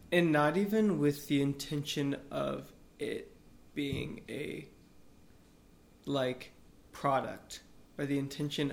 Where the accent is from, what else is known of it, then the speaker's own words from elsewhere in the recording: Austin, Texas, United States; I'm from Austin